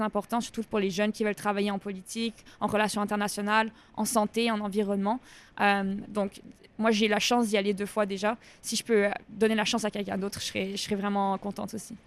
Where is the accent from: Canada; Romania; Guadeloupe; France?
Canada; je viens du Canada